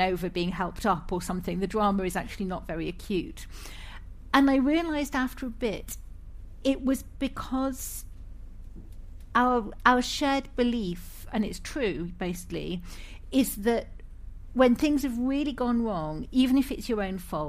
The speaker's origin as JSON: {"language": "English", "region": "Scotland", "country": "United Kingdom", "tie": "born or raised there", "also_born_or_lived": "England / Ireland", "moved": "yes", "said": "I'm Scottish by birth"}